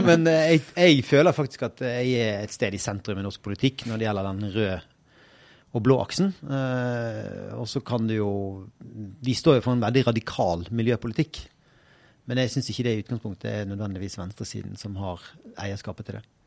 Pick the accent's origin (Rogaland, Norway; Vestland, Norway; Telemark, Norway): Vestland, Norway; Bergen; jeg er jo bergenser